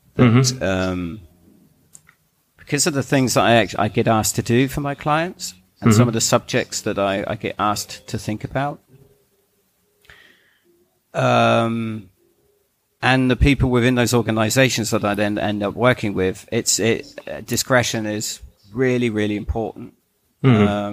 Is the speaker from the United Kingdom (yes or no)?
yes; England, United Kingdom; I'm an Englishman.